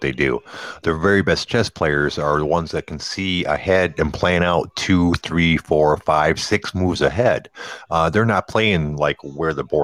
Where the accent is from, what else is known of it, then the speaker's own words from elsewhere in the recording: Detroit, Michigan, United States; moved away; I'm from Detroit